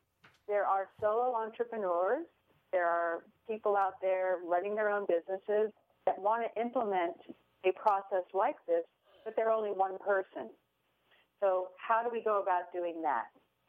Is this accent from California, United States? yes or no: yes; San Francisco, California, United States; now in Des Moines, United States; even though I'm a transplant from San Francisco, it's just wonderful to be in Des Moines, Iowa.